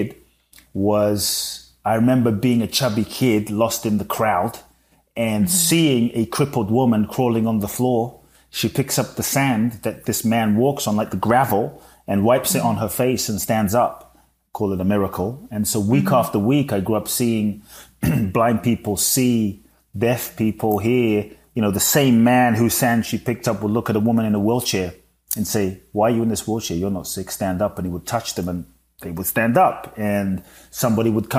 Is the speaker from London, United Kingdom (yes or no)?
yes; London, United Kingdom; moved away as an adult; also born or lived in Ghana / Mexico; now in United States; I was born in Ghana, West Africa. And my father's from Ghana. My mother's Japanese. I grew up in London.